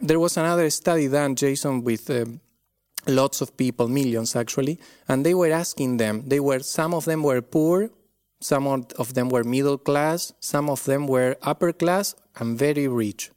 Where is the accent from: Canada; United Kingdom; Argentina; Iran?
Argentina; accent: Argentine; moved away; I come from Argentina. This is where this accent is from.